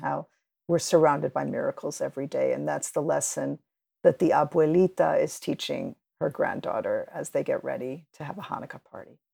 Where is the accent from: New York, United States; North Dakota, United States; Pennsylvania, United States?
New York, United States; also born or lived in Cuba; I grew up in New York with all these different immigrant communities all around me